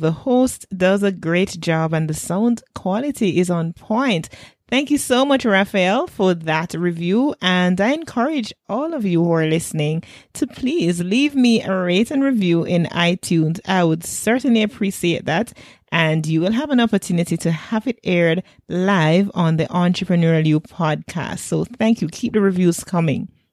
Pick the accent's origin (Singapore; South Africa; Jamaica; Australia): Jamaica